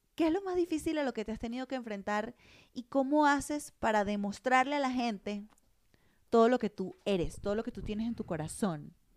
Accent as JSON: {"language": "Spanish", "country": "Venezuela", "also_born_or_lived": "Caracas / Madrid", "moved": "as an adult", "lives_now": "Mexico", "said": "venir de Venezuela no es fácil"}